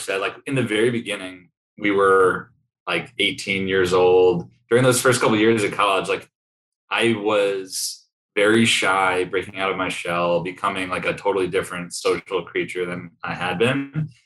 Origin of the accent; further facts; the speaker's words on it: Sleepy Hollow, New York, United States; moved away as an adult; now in Austin, United States; I grew up in Sleepy Hollow, New York